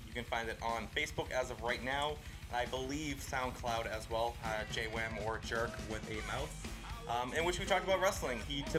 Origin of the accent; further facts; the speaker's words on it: Lynn, Massachusetts, United States; born there; I was born in Lynn.